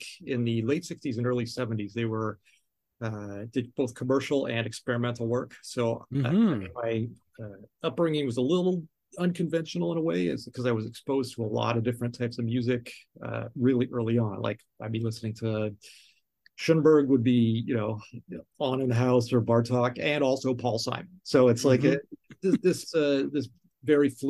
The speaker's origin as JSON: {"language": "English", "town": "Toronto", "region": "Ontario", "country": "Canada", "tie": "born or raised there", "moved": "yes", "lives_now": "New York City, United States", "said": "Growing up in Toronto and Canada"}